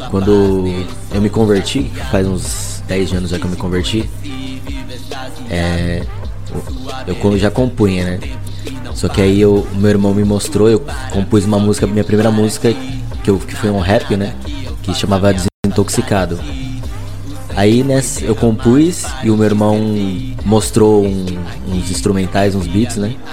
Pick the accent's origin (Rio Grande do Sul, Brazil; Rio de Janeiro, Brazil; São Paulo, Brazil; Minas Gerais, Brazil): São Paulo, Brazil; Então, sou de São Paulo, zona norte de São Paulo.